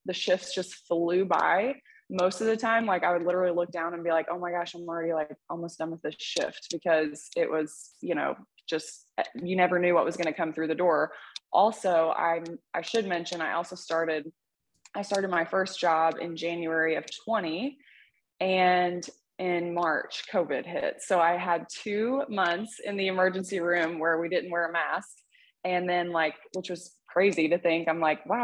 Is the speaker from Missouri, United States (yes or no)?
yes; Poplar Bluff, Missouri, United States; born or raised there; also born or lived in Dexter, Missouri / Columbia, Missouri